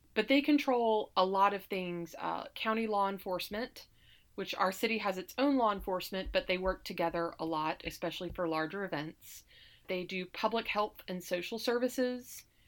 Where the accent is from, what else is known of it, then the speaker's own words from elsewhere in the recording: Alabama, United States; moved away as an adult; now in Saratoga Springs, United States; I grew up in Alabama, and my spouse was in the Navy